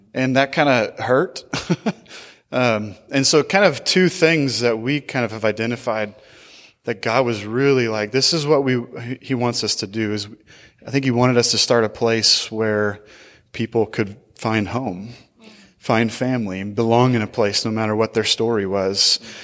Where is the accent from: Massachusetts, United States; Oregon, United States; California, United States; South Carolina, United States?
Oregon, United States; Portland; moved away as an adult; now in Seattle, United States; I grew up in Portland